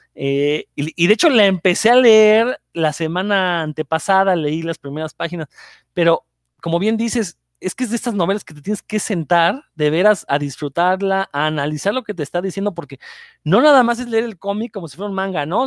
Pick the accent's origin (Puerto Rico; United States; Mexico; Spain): Mexico; pueblo mexicano